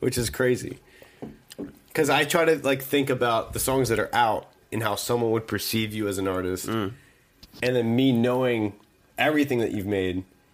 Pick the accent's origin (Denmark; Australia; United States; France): United States; Eastern Shore of Maryland; I grew up in the Eastern Shore of Maryland